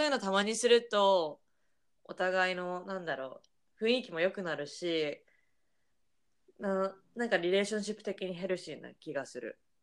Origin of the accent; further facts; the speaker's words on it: Japan; first language Japanese; moved away as an adult; now in Boston, United States; 国際結婚で私が日本人で